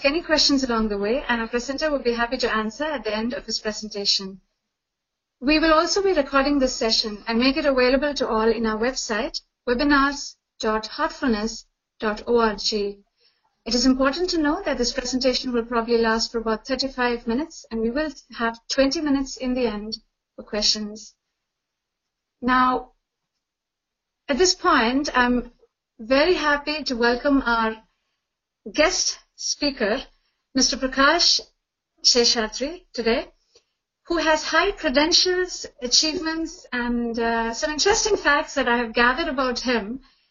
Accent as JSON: {"language": "English", "town": "Chennai", "region": "Tamil Nadu", "country": "India", "tie": "born or raised there", "moved": "yes", "lives_now": "Canada", "said": "tuning in from Chennai, India, which is also my hometown."}